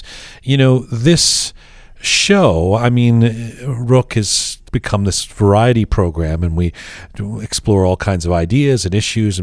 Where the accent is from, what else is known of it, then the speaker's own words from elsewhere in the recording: London, United Kingdom; back in my hometown of London